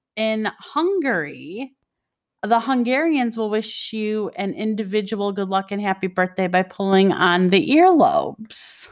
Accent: Detroit, Michigan, United States; I was born and raised in Detroit, Michigan

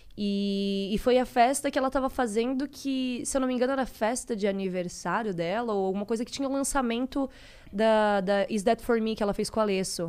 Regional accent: Florianópolis, Santa Catarina, Brazil; eu sou é, de Florianópolis, Santa Catarina, cresci lá.

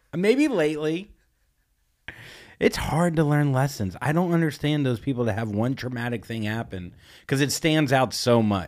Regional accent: Vero Beach, Florida, United States; I grew up in Vero Beach, Florida

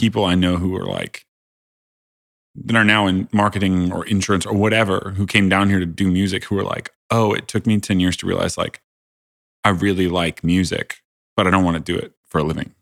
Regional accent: Indiana, United States; I grew up in Indiana

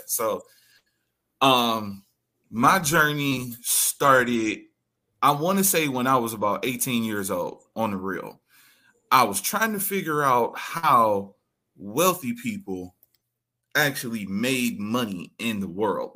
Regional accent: Detroit, Michigan, United States; Originally, I am from Detroit, Michigan

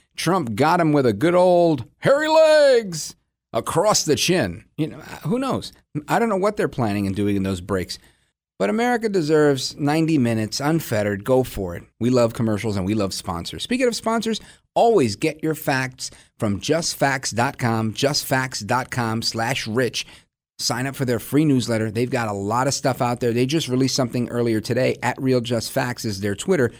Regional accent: New York City, New York, United States; now in New Jersey, United States; I was born in Brooklyn, but I live out in Jersey now

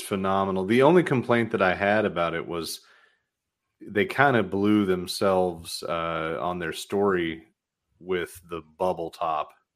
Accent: outside of Nashville, Tennessee, United States; now in Michigan, United States; I grew up outside of Nashville

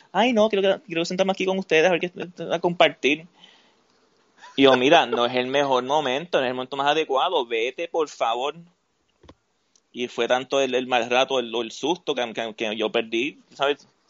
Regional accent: Utuado, Puerto Rico; also born or lived in San Juan; yo me crié en Utuado

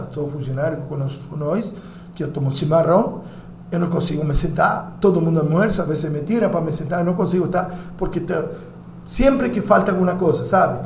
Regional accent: Uruguay; Portuguese is a second language; now in São Paulo, Brazil; Como uruguaio

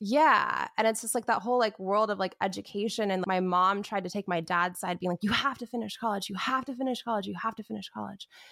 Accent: Wichita, Kansas, United States; now in Los Angeles, United States; I am from Wichita, Kansas, born and raised

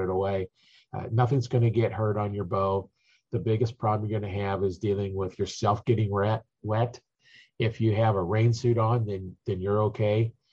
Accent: Nebraska, United States; I'm from Nebraska, so we hunt in the wintertime

